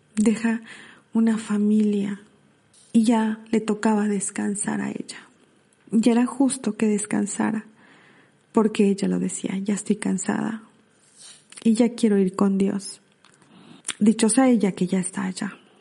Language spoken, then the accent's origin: Spanish; Puebla, Mexico; de mi México, de Puebla, porque yo soy de Puebla